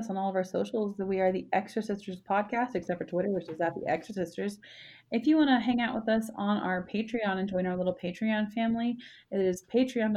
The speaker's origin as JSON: {"language": "English", "region": "the South", "country": "United States", "tie": "born or raised there", "also_born_or_lived": "Texas", "moved": "yes", "said": "I was raised in the South"}